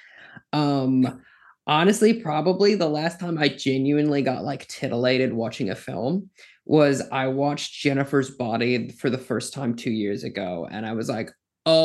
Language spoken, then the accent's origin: English; South Dakota, United States; now in New York, United States; I'm from South Dakota